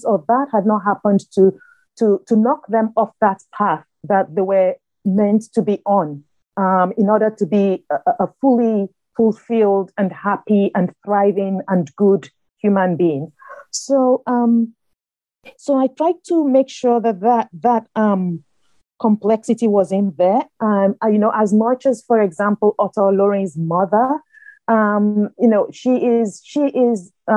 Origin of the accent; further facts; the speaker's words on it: Nigeria; moved away as an adult; also born or lived in north of England; now in United States; growing up in Nigeria